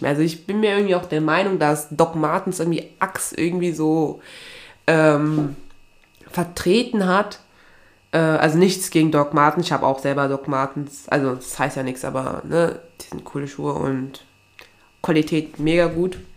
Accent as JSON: {"language": "German", "town": "Aachen", "region": "North Rhine-Westphalia", "country": "Germany", "said": "Und bei mir, also ich komme ja eigentlich aus Aachen."}